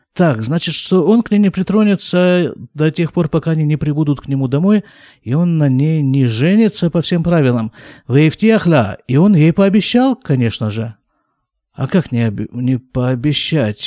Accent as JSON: {"language": "Russian", "town": "Krasnoyarsk", "region": "Krasnoyarsk Krai", "country": "Russia", "tie": "born or raised there", "moved": "yes", "lives_now": "Israel", "said": "я родился и вырос в Красноярске"}